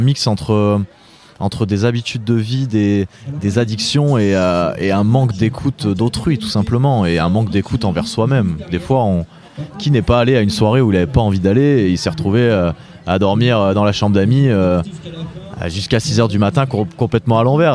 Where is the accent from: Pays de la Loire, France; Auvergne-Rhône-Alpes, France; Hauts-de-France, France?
Auvergne-Rhône-Alpes, France; Étoile-sur-Rhône; also born or lived in Lyon / Brittany; je suis euh, breton d'origine, né à Lyon, euh, ayant fait toute mon enfance dans la Drôme, dans un petit village qui s'appelle Étoile-sur-Rhône